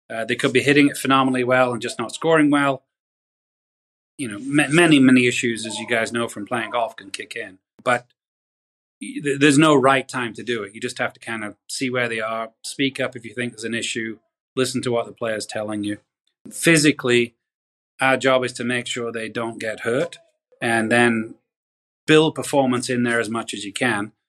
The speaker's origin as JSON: {"language": "English", "region": "England", "country": "United Kingdom", "tie": "born or raised there", "moved": "yes", "lives_now": "United States", "said": "uh, I grew up in England, so we can't say anything about healthcare in England."}